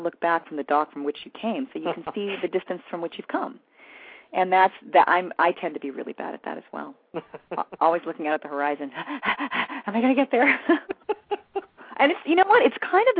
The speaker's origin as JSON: {"language": "English", "town": "West Covina", "region": "California", "country": "United States", "tie": "born or raised there", "said": "I grew up in West Covina"}